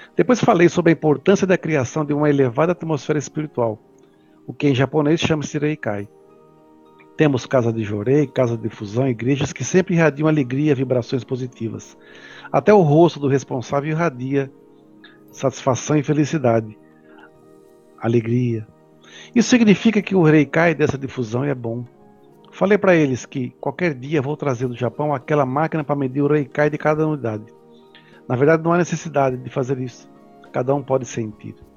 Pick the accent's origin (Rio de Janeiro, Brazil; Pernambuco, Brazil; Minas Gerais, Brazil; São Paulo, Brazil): São Paulo, Brazil; eu sou aqui de São Paulo